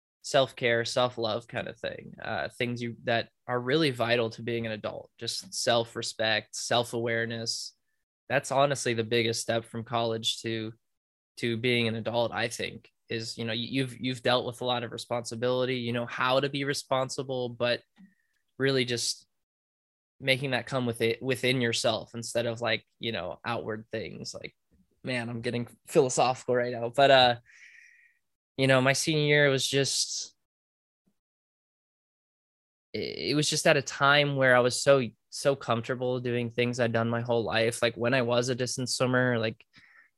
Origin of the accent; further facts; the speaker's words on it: United States; as an American